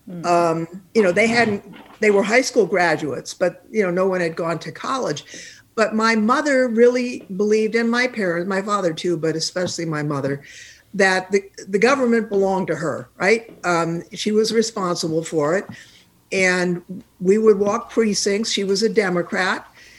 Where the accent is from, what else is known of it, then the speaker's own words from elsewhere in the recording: Palo Alto, California, United States; The block I grew up on in South Palo Alto was all blue collar.